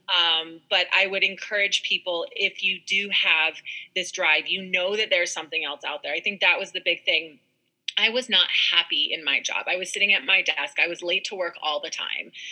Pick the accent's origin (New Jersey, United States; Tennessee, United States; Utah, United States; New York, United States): Utah, United States; Park City; I was born and raised in Park City, Utah